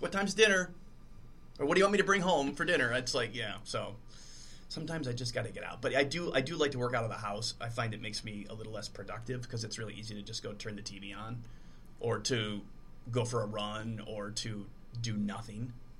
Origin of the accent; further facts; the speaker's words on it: Dubuque, Iowa, United States; I'm from Dubuque originally, and so is my ex-wife.